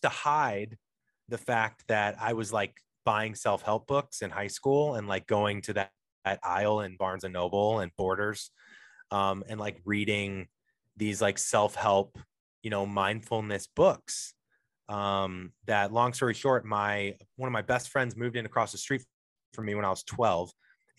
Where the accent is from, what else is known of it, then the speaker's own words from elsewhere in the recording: St. Louis, Missouri, United States; now in Los Angeles, United States; I'm from St. Louis originally. I'm in Los Angeles now